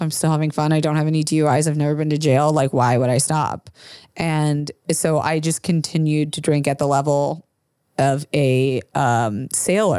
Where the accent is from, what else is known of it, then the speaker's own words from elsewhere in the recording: Florida, United States; I grew up in Florida